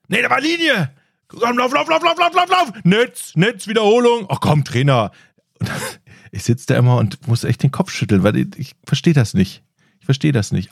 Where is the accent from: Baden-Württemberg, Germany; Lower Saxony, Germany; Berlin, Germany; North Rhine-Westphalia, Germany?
North Rhine-Westphalia, Germany; Ratingen; im Ratinger Stadion, also meiner Heimatstadt